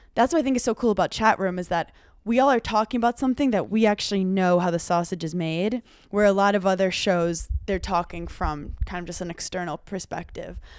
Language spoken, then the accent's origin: English; New York City, New York, United States; moved away; I'm from Brooklyn, and I'm, like, Italian